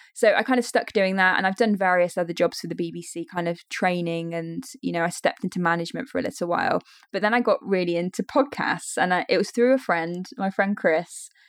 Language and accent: English; Leicester, East Midlands, United Kingdom; I grew up in Leicestershire. I've very much stayed in this area